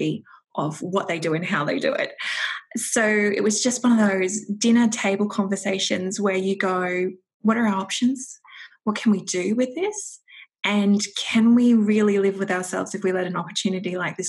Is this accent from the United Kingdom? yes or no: no; Toowoomba, Queensland, Australia; my parents decided to sell up the farm, and then it was moved to a different town, which we're in Toowoomba